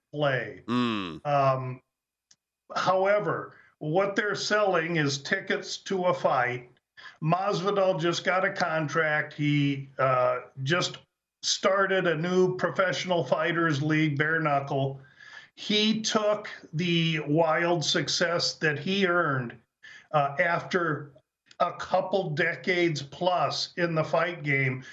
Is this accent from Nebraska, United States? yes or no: yes; Nebraska, United States; I, I grew up in Nebraska.